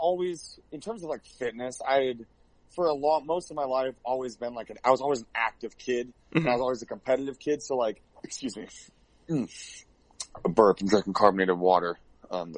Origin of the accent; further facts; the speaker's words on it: Ohio, United States; We were basically hood rats who moved to, like, multiple small Ohio towns